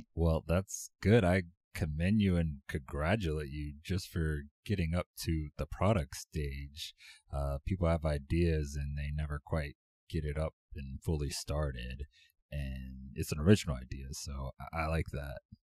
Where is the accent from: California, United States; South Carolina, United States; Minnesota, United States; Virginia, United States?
Virginia, United States; Virginia Beach; I grew up in Virginia Beach, and we don't really have a professional team around here